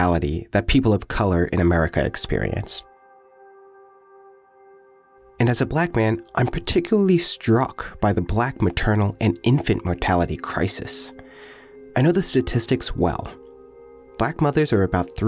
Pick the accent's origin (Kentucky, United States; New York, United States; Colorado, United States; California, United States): New York, United States; Long Island; my cousin Martine, who I grew up with on Long Island